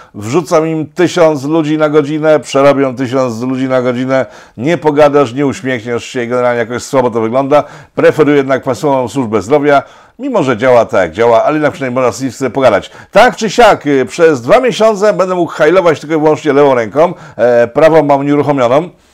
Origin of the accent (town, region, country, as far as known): Poland